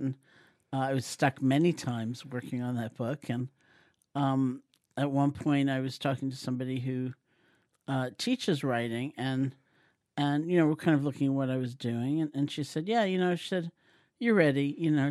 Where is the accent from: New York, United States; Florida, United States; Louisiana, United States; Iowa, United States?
New York, United States; New York City; born or raised there